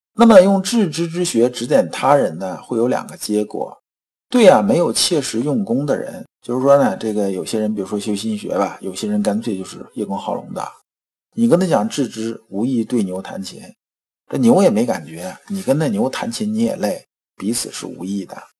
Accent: China; 我们中国人

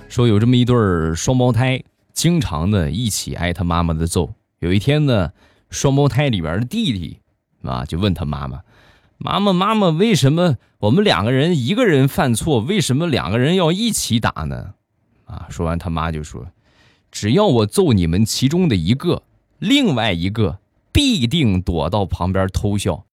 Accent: Rizhao, Shandong, China; 这个我家乡的特产啊，正宗原产地的好茶

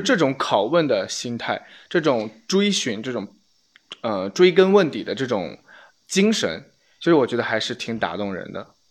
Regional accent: China; 我其实作为一个中国人的话

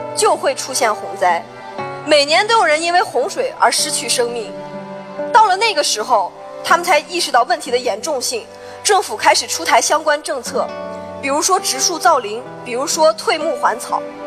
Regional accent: Altay, Xinjiang, China; 我的家乡阿勒泰

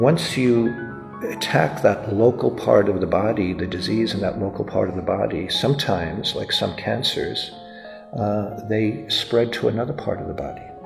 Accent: New York, United States; even though I was born in the US, I'm an American citizen, and uh, my particular part of the family grew up in New York

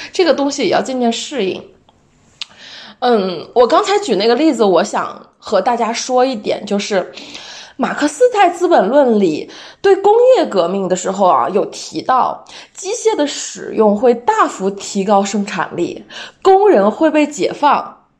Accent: China; 作为一个中国人

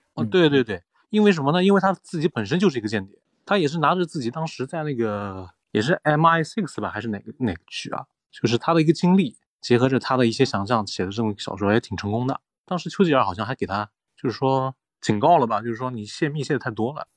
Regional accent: China; 我们中国人看春晚

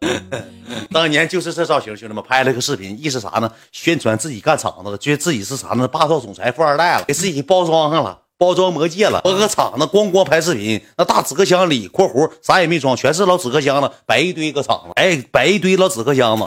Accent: Heilongjiang, China; moved away as an adult; also born or lived in Guangzhou; 我来自于黑龙江西戴河，我为西戴河加油

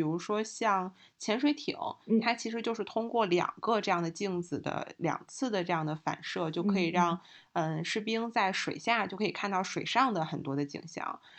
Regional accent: Hebei, China; 也为我们家乡的博物馆打个 call

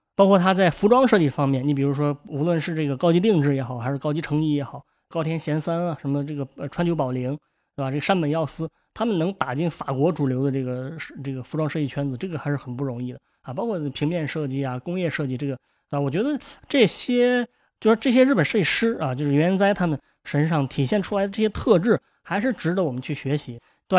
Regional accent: China; 咱们这个中国人

